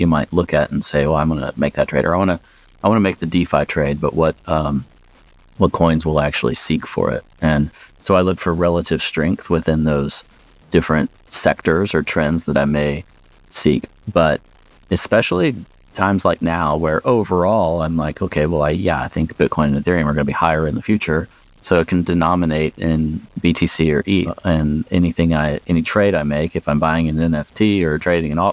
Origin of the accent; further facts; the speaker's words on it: United States